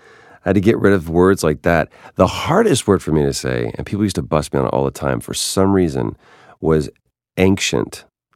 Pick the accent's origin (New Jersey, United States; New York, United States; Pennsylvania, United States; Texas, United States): Texas, United States; Dallas; now in Los Angeles, United States; because I was born in Dallas, Texas. I spent the majority of my life there, but I feel like I grew up more here in LA.